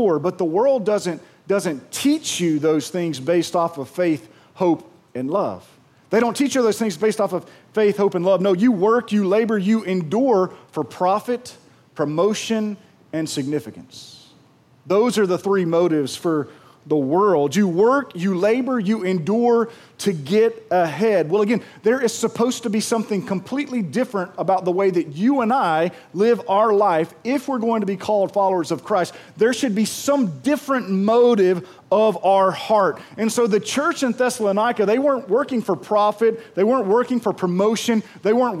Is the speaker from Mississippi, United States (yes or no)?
yes; Pearl, Mississippi, United States; I'm from Pearl